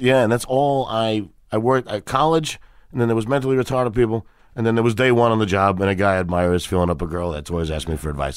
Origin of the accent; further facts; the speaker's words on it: New York City, New York, United States; also born or lived in Brooklyn; I was born in Brooklyn, and then it was Brooklyn and Queens, a long time in Queens.